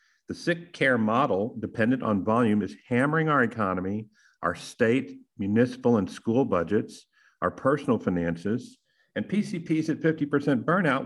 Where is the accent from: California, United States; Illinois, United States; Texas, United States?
Texas, United States; And I'm from Texas